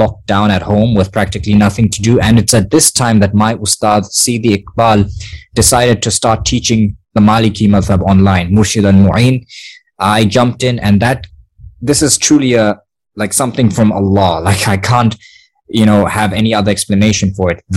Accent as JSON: {"language": "English", "town": "Gaborone", "region": "South-East District", "country": "Botswana", "tie": "born or raised there", "said": "I am a Motswana myself. I was born in Khaburuni"}